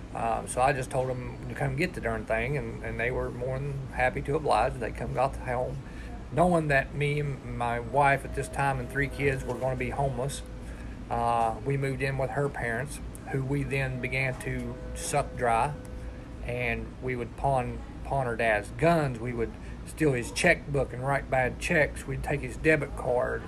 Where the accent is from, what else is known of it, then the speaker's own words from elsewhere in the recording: West Virginia, United States; also born or lived in Millersburg, Ohio; I was born in Millersburg, Ohio, and when I was 11 months old, my dad killed my mom in a drunk driving accident and moved us down here to West Virginia